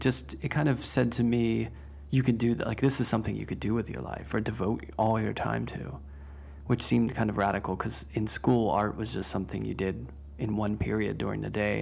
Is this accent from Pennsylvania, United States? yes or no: yes; Pittsburgh, Pennsylvania, United States; I grew up in Pittsburgh at the Carnegie Museum with Van Gogh.